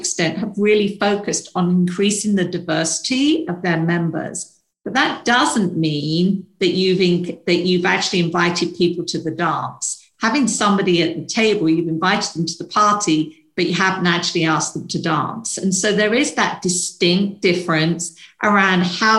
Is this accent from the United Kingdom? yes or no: yes; United Kingdom; moved away; probably tell from my accent, I'm from the UK originally